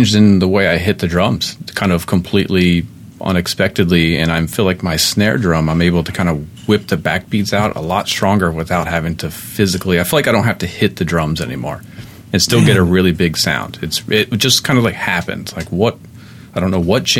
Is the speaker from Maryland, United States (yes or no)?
yes; Baltimore, Maryland, United States; Baltimore guy.